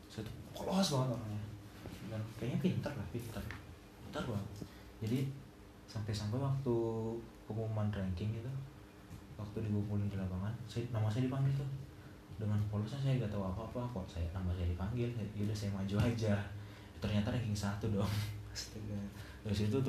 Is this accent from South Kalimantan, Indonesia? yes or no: yes; Banjarbaru, South Kalimantan, Indonesia; also born or lived in Garut; awalnya saya itu emang lahir di Garut cuman dari TK saya pindah ke Banjarbaru dari TK awal kecil pindah ke Banjarbaru